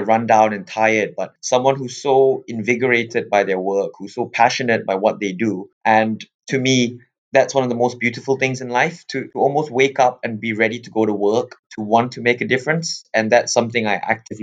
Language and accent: English; Malaysia; moved away as an adult; now in England; I'm originally from Malaysia, and I came over to England back in 2011.